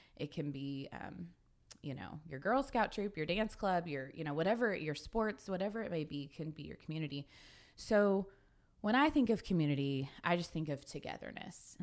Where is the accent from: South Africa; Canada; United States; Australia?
United States; Sapulpa, Oklahoma; also born or lived in Kilgore, Texas; now in Guthrie, United States; I am originally from Sepulpa, Oklahoma